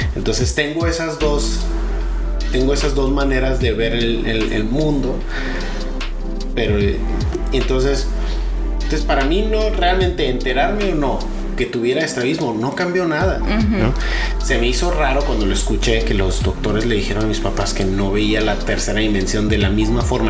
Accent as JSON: {"language": "Spanish", "region": "Sonora", "country": "Mexico", "tie": "born or raised there", "also_born_or_lived": "Jalisco", "moved": "yes", "lives_now": "Monterrey, Mexico", "said": "Yo nací en, Jalisco, pero me crié realmente en Sonora. A los seis años me fui a Sonora."}